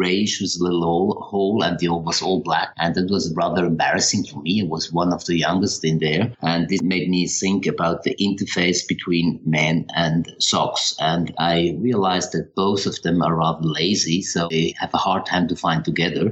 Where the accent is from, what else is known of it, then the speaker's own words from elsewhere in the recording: Switzerland; also born or lived in Paris, France / London, United Kingdom / Toronto, Canada / Zurich, Switzerland; I grew up in Switzerland